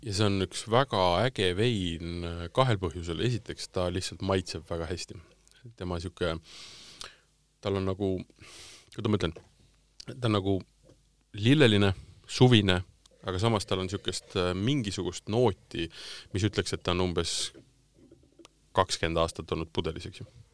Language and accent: Estonian; Tartu, Tartu County, Estonia; now in Tallinn, Estonia; ma olen pärit Tartust.